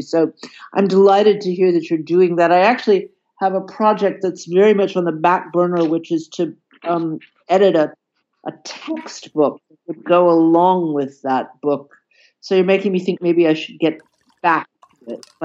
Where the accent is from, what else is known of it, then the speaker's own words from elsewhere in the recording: Atlanta, Georgia, United States; moved away as an adult; now in Berlin, Germany; I was born in Atlanta, Georgia, but have spent most of my adult life in Berlin